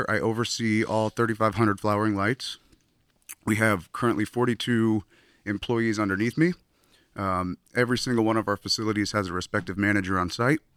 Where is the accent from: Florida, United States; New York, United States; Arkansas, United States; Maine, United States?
Florida, United States; now in California, United States; I moved out to California from Florida, my hometown, in 2011.